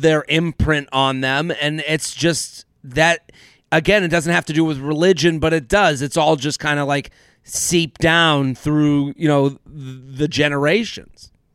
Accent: United States; as an American Jew myself

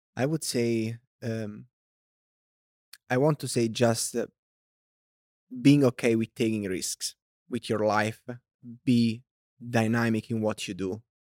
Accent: Italy; accent: thick Italian; English is a second language; moved away as an adult; also born or lived in China; now in United States; I was born and raised in Italy

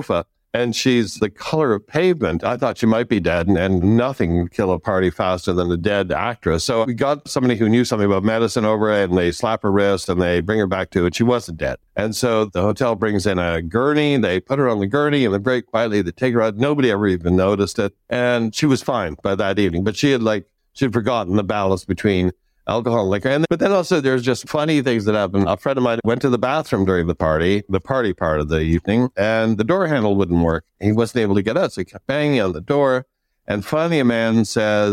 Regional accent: Canada; I grew up in Canada

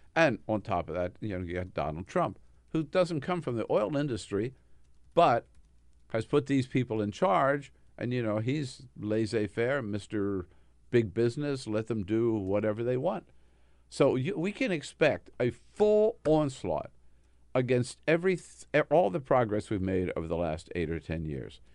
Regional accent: California, United States; also born or lived in Delaware City, Delaware; I'm from California

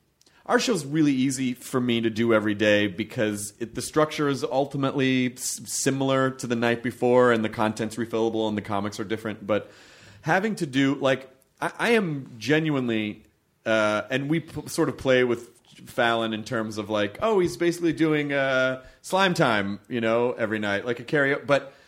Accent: United Kingdom; I'm British, but here I am, another white guy in this late night lineup of white dudes.

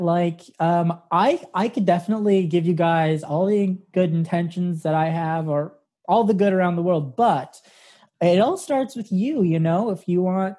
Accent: Santa Fe, New Mexico, United States; Santa Fe, New Mexico.

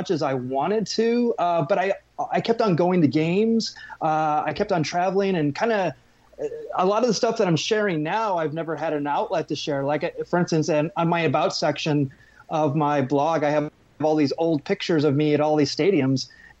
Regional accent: Arizona, United States; I grew up in Arizona

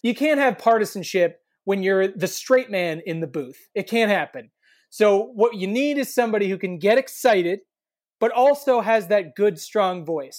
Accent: Kansas, United States; I'm from Kansas

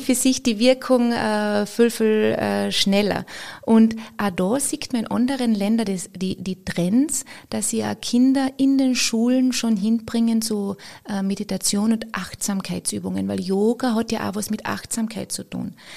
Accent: Austria; bei uns in Österreich

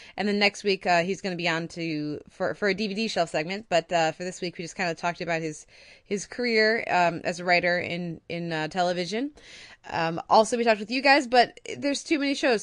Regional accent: United States; as an American

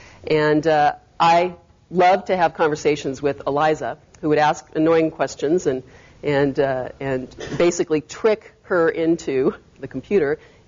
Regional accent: Berkeley, California, United States; I was raised in the Bay Area. I grew up in Berkeley.

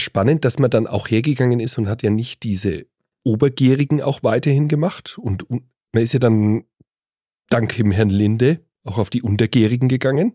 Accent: Bavaria, Germany; Und jetzt ist es Tradition bei uns in Bayern, Bockbier zu trinken

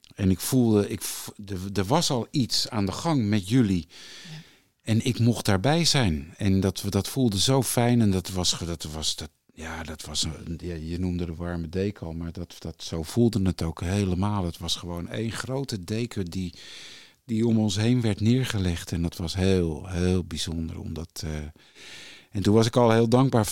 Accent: Haarlem, North Holland, Netherlands; Ik ben geboren in Haarlem in 1965. En eh, daar woonden we, ehm, mijn vader en moeder hadden een slagerij.

